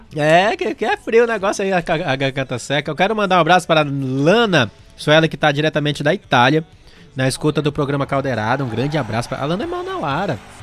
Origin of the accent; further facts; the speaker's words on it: Amazonas, Brazil; Eu sou amazonense